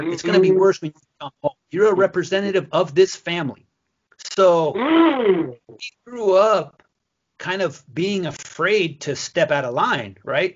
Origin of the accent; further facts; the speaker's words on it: United States; also born or lived in Mexico; I grew up in the farming community.